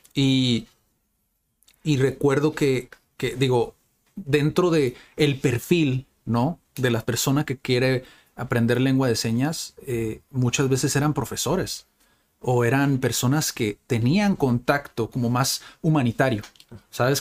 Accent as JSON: {"language": "Spanish", "town": "Tijuana", "region": "Baja California", "country": "Mexico", "tie": "born or raised there", "said": "la gente de Tijuana, que, que nacimos y vivimos aquí en Tijuana"}